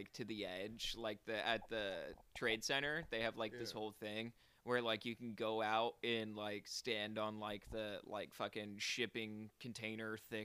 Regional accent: Arizona, United States; accent: Arizona; moved away; I've been told I have an Arizona accent

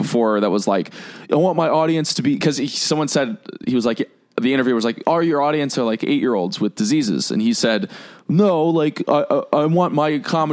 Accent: Yorba Linda, California, United States; I grew up in Yorba Linda, which is a neighborhood in Orange County

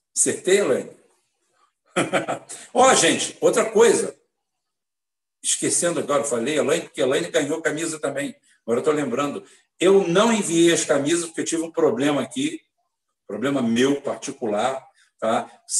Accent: Brazil; Eu sou nascido no Brasil, mas eu sou cidadão espanhol.

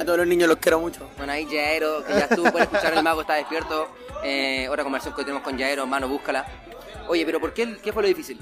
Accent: Providencia, Santiago Metropolitan Region, Chile; porque éramos de Providencia

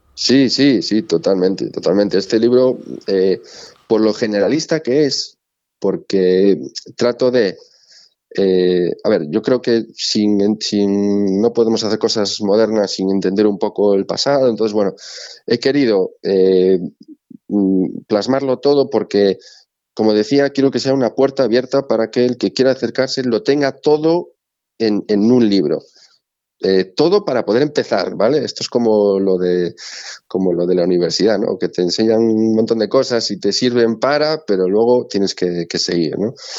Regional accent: Galicia, Spain; como buen gallego

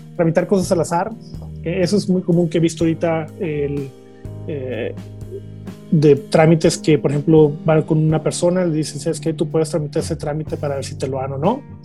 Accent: La Paz, Baja California Sur, Mexico; moved away as an adult; now in Canada; yo soy original de La Paz, California, de, México

